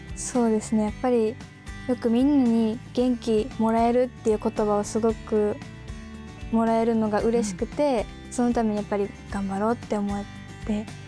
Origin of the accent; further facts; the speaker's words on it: Hirakata, Osaka, Japan; 出身は大阪府枚方市出身です